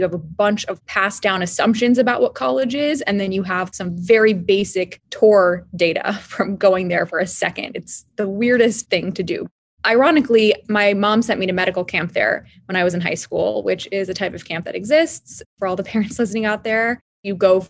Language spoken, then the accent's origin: English; Maryland, United States; I grew up in Maryland, right outside of DC